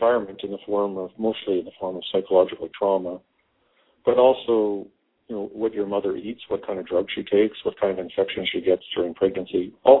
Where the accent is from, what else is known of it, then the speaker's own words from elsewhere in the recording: Canada; moved away as an adult; now in United States; I was born in Canada, grew up in Canada, went to medical school, did my psychiatry training in Canada, and moved down to Texas in 1991.